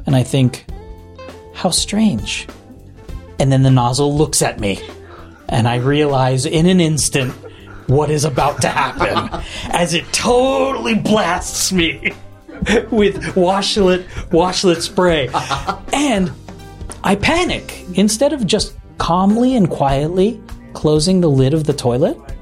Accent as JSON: {"language": "English", "region": "New Jersey", "country": "United States", "tie": "born or raised there", "moved": "as an adult", "lives_now": "Tokyo, Japan", "said": "I grew up in New Jersey"}